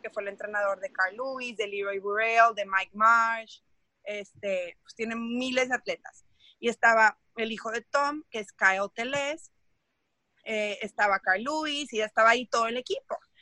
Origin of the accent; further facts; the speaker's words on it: Mexico; soy mexicana, saltadora de longitud